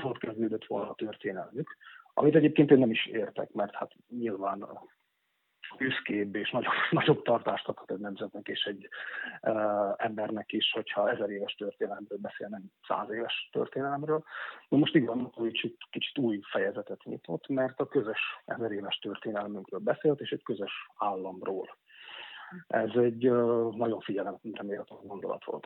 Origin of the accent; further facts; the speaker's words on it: Upper Hungary Hungarian, Felvidék, Slovakia; felvidéki magyarként